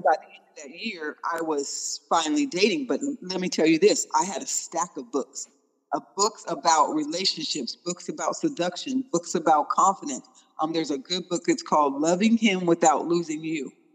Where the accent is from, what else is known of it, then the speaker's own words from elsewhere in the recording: Tacoma, Washington, United States; We are actually from Tacoma, Washington